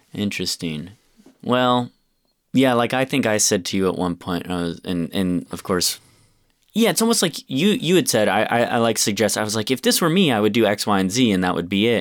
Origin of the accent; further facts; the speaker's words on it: Rochester, United States; my hometown, Rochester